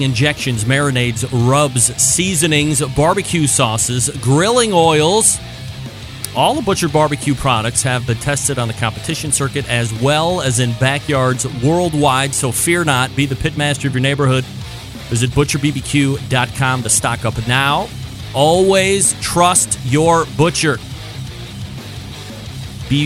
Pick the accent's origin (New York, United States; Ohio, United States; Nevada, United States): New York, United States; Saratoga Springs; now in Cleveland, United States; born and raised Saratoga Springs, New York